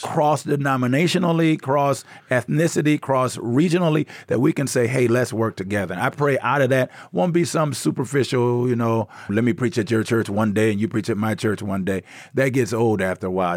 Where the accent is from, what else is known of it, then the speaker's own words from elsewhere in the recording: Inkster, Michigan, United States; moved away as an adult; also born or lived in Tanzania; now in South Africa; I'm from Inkster, Michigan, right outside of Detroit